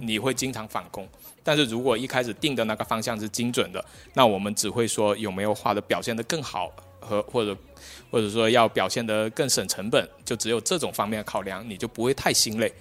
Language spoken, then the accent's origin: Chinese; Guangdong, China; now in Shenzhen, China; 我是广东的